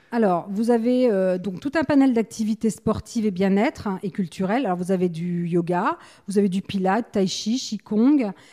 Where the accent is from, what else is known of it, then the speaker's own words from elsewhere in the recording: Paris, Île-de-France, France; moved away as an adult; now in La Teste-de-Buch, France; je viens de Paris. J'étais donc chef d'entreprise dans l'industrie de la sécurité et l'événementiel